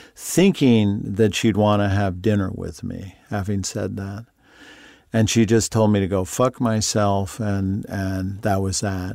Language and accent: English; Long Island, New York, United States; moved away; I grew up on Long Island